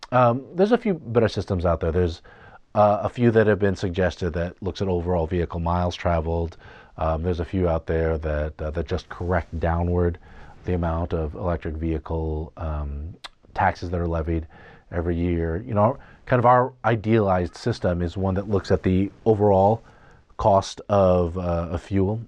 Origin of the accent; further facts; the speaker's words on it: United States; I say this as an American